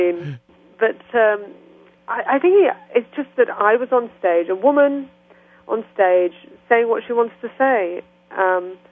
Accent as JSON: {"language": "English", "town": "Birmingham", "region": "West Midlands", "country": "United Kingdom", "tie": "born or raised there", "accent": "English", "said": "I went to my hometown recently, which is Birmingham, where I was born, which is 2 hours from London."}